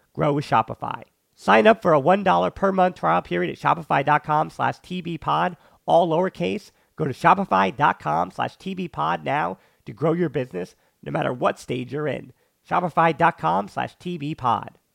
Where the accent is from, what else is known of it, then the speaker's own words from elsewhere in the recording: United States; I'm an American